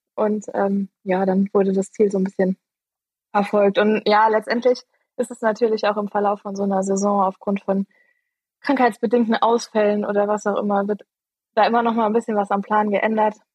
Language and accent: German; Eifel, Germany; moved away as an adult; also born or lived in Freiburg; Ich bin aufgewachsen in der Eifel